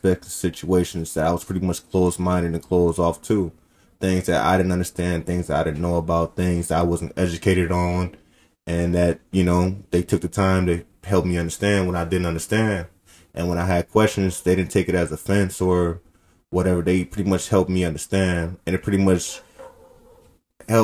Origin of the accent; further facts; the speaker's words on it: Oakland, California, United States; we come from Oakland